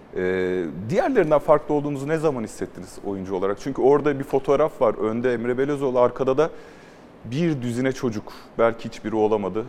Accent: Mersin, Turkey; ben de Mersinliyim

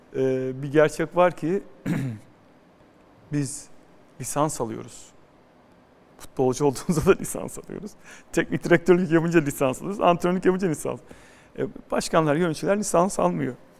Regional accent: Istanbul, Turkey; also born or lived in Florya, Istanbul; Ben Edirne Kapı Karagümrük'te büyüdüm.

